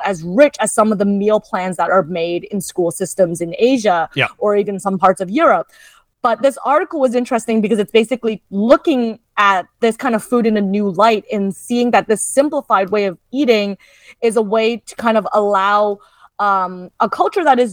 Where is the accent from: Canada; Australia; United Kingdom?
Canada; I'm the child of immigrants, so I am Canadian born